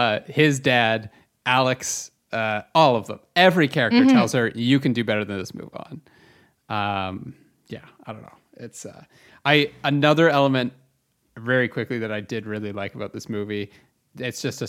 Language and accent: English; Canada; As a Canadian, let's just admit it, we have a bit of an inferiority complex sometimes because American culture looms so large on our border.